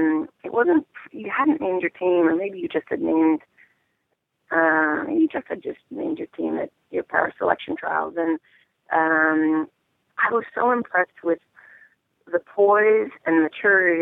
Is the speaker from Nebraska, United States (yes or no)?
no; New Jersey, United States; I was born and raised in New Jersey, and so when I was little, we played in that barn